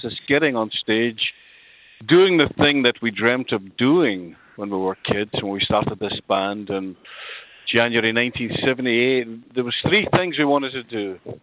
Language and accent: English; Glasgow, Scotland, United Kingdom; I moved from the Gorbals in Glasgow, the infamous Gorbals, up to uh, it was a, then a, they were still building it, uh, the south side of Glasgow, a housing estate called Tory Glen